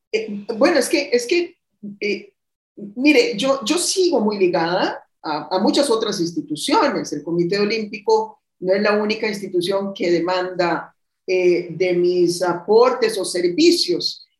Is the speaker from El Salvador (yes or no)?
no; Costa Rica; estoy precisamente en mi país, donde tomé un descanso